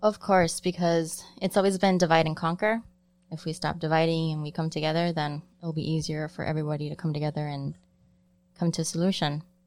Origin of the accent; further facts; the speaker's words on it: Chicago, Illinois, United States; also born or lived in Cicero; I grew up in Pilsen